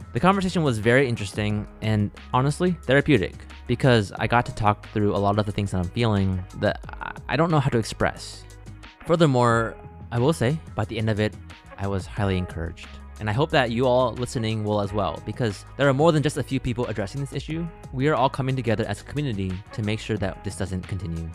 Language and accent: English; United States; also born or lived in Alabama; I grew up in Ohio and Alabama, where I was one of the only Asians in my schools